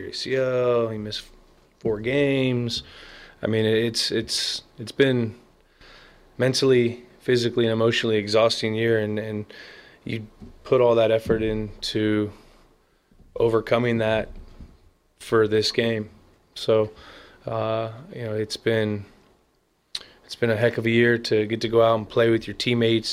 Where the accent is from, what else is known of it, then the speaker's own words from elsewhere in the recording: Bay Area, California, United States; I'm from the Bay Area of childhood, loving the Niners